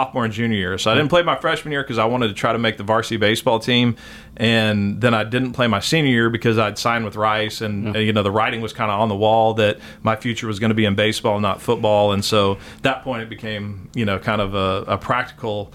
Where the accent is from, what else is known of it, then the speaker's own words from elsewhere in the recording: Austin, Texas, United States; also born or lived in Waco, Texas / San Antonio, Texas / New Braunfels, Texas; from 6 to 16, we lived in Austin